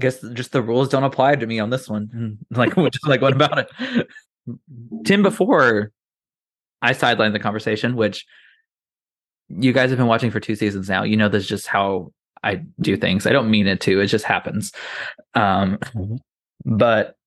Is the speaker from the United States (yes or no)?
yes; Austin, Indiana, United States; moved away; I grew up in the Midwest with a very Southern family